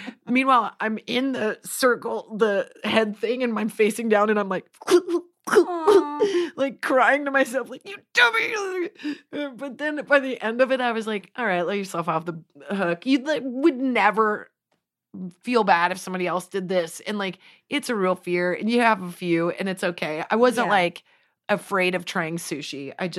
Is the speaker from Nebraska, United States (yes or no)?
yes; Nebraska, United States; Also, I'm from Nebraska. It's the plains, baby. I am meant to be on the ground.